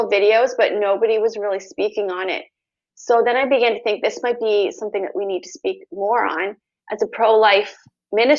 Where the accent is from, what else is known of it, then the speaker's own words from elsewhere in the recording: Canada; also born or lived in United States; I'm from Canada.